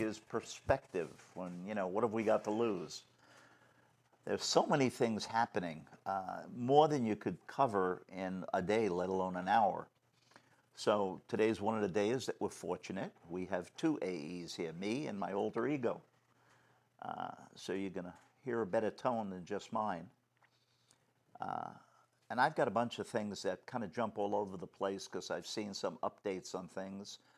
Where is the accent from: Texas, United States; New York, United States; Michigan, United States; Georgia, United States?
New York, United States; growing up in New York